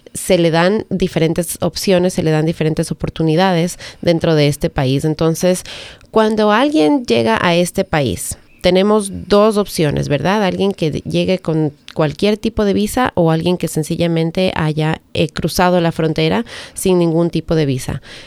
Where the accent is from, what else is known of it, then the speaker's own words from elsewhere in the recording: Ecuador; now in Howard County, United States; yo soy de Ecuador